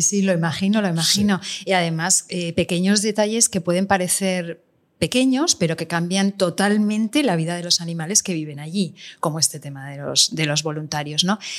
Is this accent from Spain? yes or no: yes; La Garrotxa, Catalonia, Spain; yo ahora mismo en mi pueblo, en La Garrocha